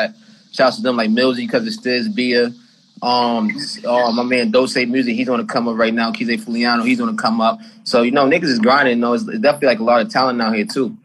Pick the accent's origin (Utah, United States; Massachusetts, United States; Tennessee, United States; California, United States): Massachusetts, United States; Boston; I'm from Boston, Mass